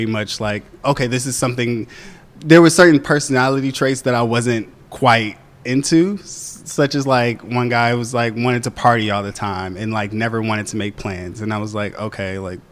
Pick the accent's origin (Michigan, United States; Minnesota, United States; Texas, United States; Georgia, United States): Michigan, United States; moved away; I'm from Michigan. So my family is in Michigan